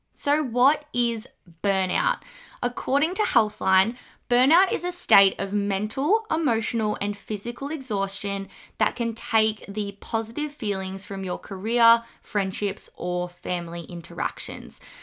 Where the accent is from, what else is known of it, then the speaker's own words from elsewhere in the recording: Australia; accent: bogan; the kind of Australian slang